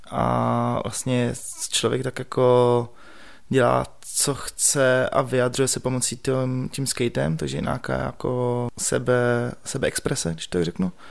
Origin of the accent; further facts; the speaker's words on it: Prague, Czechia; A já jsem vyrůstal na letní